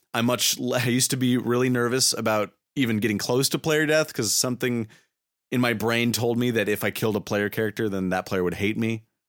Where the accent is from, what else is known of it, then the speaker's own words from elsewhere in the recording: United States; me and my friends are filthy Americans